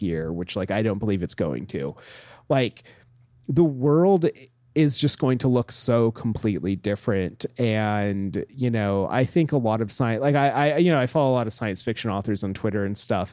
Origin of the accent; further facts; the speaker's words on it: Homer, Alaska, United States; now in New York, United States; growing up in Homer